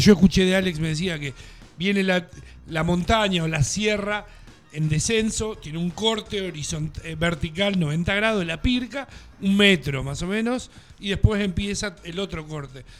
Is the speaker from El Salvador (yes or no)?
no; Tandil, Buenos Aires Province, Argentina; yo soy de Tandil